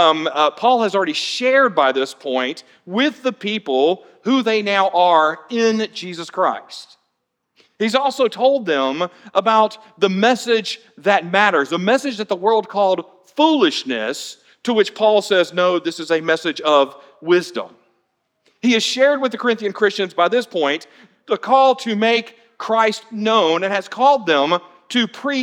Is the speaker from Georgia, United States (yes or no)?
yes; Atlanta, Georgia, United States; now in Florida, United States; my childhood growing up in Atlanta